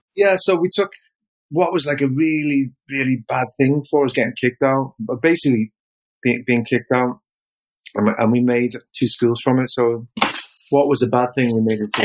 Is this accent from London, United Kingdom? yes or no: no; Liverpool, North West England, United Kingdom; moved away as an adult; now in Japan; I came from Liverpool. Um, I was penniless in Liverpool, couldn't get a job